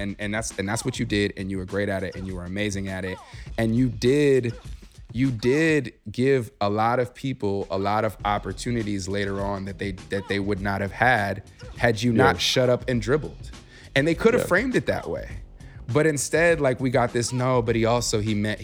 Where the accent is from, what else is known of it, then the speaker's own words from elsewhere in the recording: Chicago, Illinois, United States; I grew up in Chicago and in Bulls country.